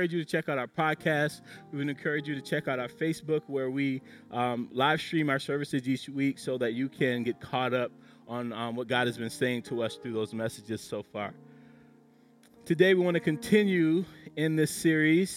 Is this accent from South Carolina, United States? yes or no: yes; South Carolina, United States; accent: South Carolina; my South Carolina accent